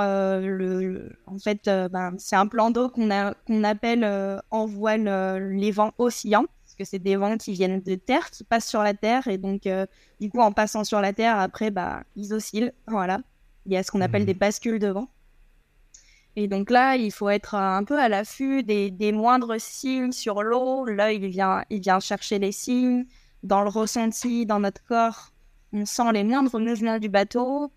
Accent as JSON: {"language": "French", "country": "Guadeloupe", "tie": "born or raised there", "also_born_or_lived": "Marseille", "said": "je suis né à Marseille et quand j'avais 3 ans, euh, mon papa a eu une opportunité professionnelle en Guadeloupe"}